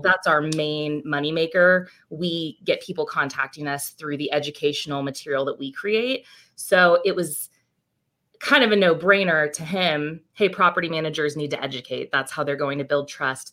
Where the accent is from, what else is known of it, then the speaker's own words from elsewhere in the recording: Chico, California, United States; moved away as an adult; now in Bay Area, United States; I'm originally from Chico up in Northern California